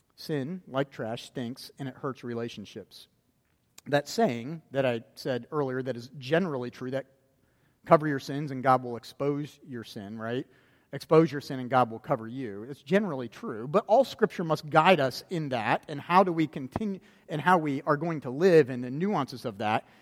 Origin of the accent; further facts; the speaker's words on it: Florida, United States; growing up in Florida, I've been to Disney World a lot of times